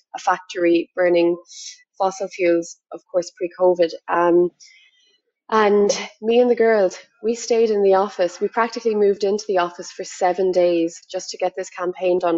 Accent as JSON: {"language": "English", "country": "Ireland", "said": "I'm from Ireland"}